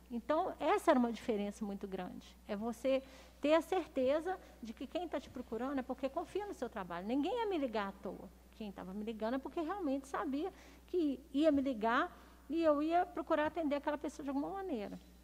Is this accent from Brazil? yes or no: yes; Belo Horizonte, Minas Gerais, Brazil; moved away as an adult; now in Lagoa Santa, Brazil; Eu nasci em Belo Horizonte